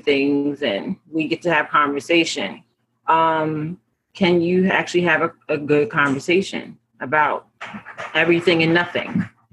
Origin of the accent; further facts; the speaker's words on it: New York City, New York, United States; I'm a New Yorker.